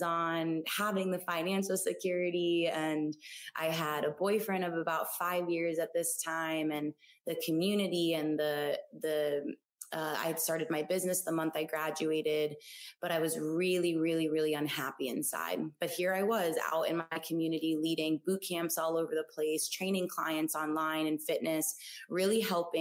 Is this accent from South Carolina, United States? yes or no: no; South Florida, United States; moved away as an adult; also born or lived in Gainesville, Florida; now in Austin, United States; I'm originally from South Florida. Born and raised Florida girl, the sun runs in my veins